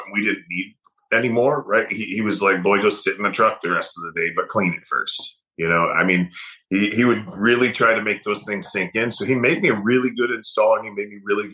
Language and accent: English; Michigan, United States; I grew up in Michigan